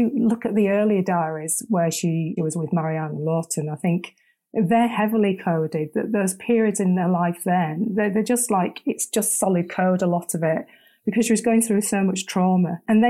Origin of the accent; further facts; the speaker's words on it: Leeds, Yorkshire and the Humber, United Kingdom; Born and bred Yorkshire, from Leeds.